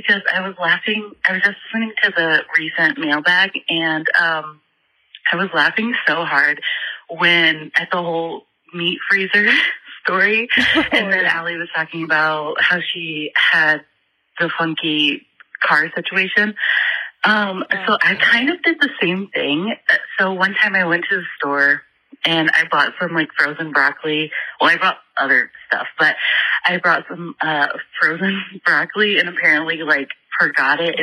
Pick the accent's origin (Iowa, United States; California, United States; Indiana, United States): Indiana, United States; I'm from Indiana